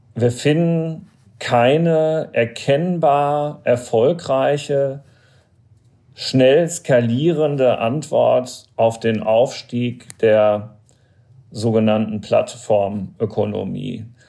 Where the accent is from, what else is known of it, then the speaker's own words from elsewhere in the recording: Germany; als Deutscher